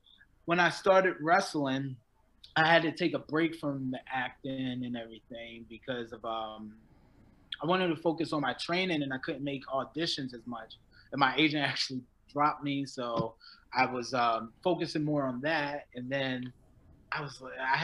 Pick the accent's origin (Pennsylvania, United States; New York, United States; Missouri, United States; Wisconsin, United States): Pennsylvania, United States; Philadelphia; also born or lived in Florida; now in Los Angeles, United States; I'm originally from Philly.